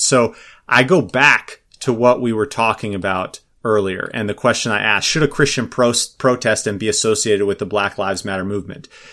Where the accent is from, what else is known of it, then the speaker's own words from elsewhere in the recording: Minnesota, United States; I'm from Minnesota